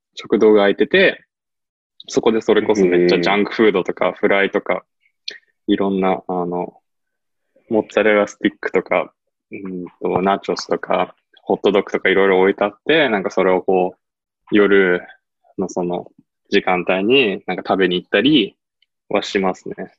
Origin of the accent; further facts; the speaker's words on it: United States; also born or lived in Japan; now in Maine, United States; 自分もアメリカ育ちなんで